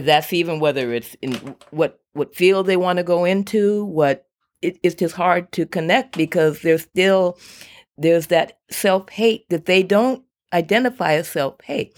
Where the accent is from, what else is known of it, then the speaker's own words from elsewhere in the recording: Woodland, California, United States; I'm from Woodland